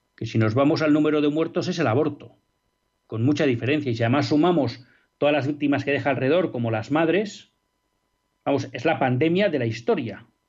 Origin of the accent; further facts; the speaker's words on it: Spain; no vamos a tener garantizado como españoles que nuestros hijos puedan estudiar en español